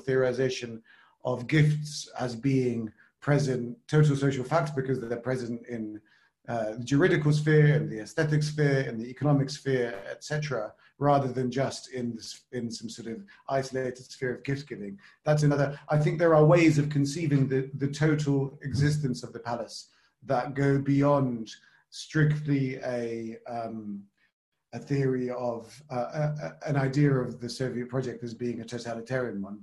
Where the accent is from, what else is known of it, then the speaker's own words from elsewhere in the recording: United Kingdom; because of my British upbringing